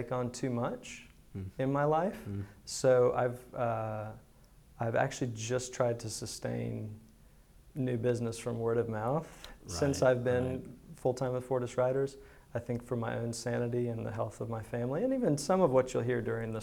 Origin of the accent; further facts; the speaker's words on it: Greenville, United States; I was not born in Greenville, but I don't remember living anywhere else. My family moved to Greenville.